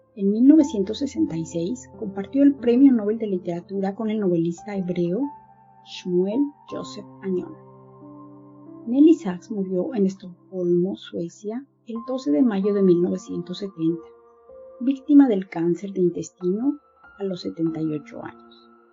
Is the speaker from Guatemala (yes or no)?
no; Mexico; now in Berlin, Germany; soy mexicana, vivo en Berlín, Alemania